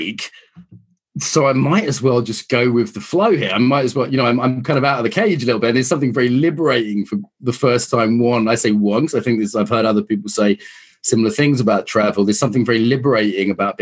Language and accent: English; Ireland; I'm Irish